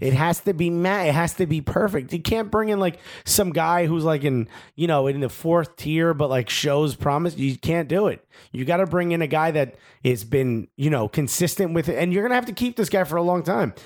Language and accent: English; United States; we're American